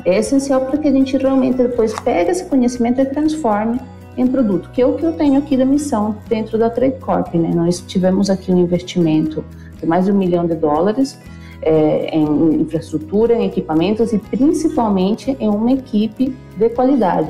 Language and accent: Portuguese; Venezuela; Portuguese is a second language; moved away as an adult; now in Brazil; eu sou nascida na Venezuela, é, eu vim para o Brasil em 2000, me formei como bióloga na Venezuela